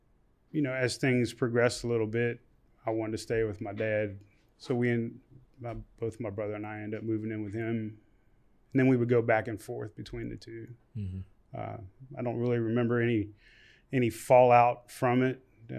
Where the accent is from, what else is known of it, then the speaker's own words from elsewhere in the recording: Shepherdstown, West Virginia, United States; I grew up in Shepherdstown, West Virginia.